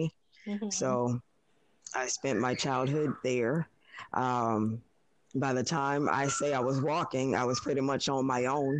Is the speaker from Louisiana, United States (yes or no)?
yes; New Orleans, Louisiana, United States; I was born in New Orleans, Louisiana